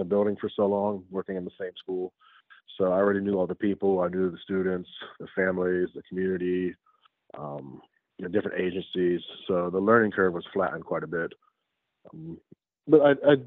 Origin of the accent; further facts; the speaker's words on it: Western Pennsylvania, United States; moved away as an adult; also born or lived in Caroline County, Maryland; now in Maryland, United States; I'm originally from Western Pennsylvania, moved down here to get a teaching job